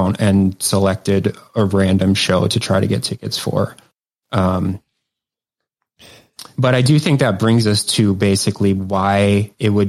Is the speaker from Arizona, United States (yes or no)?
no; Maryland, United States; I'm from Maryland